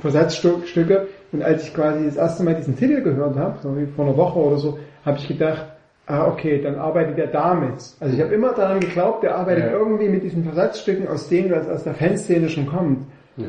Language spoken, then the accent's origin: German; Leipzig, Saxony, Germany; als Urleipziger